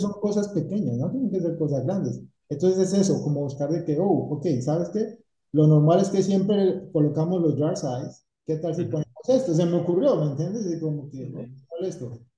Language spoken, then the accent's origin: Spanish; Cali, Valle del Cauca, Colombia; moved away as an adult; now in Tampa, United States; soy de Cali